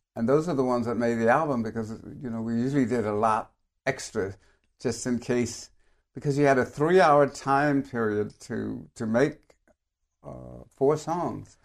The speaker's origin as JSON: {"language": "English", "town": "San Francisco", "region": "California", "country": "United States", "tie": "born or raised there", "said": "I grew up in San Francisco, which was absolutely the, the greatest place that I could have been brought up"}